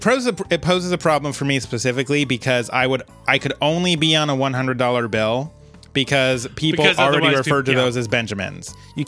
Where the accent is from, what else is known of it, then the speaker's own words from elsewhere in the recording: Ben, Oregon, United States; I'm from Ben, Oregon.